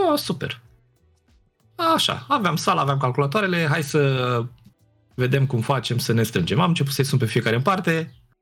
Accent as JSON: {"language": "Romanian", "town": "Piatra Neamț", "region": "Neamț County", "country": "Romania", "tie": "born or raised there", "said": "Eu sunt din Piatra Neamț, acolo am copilărit"}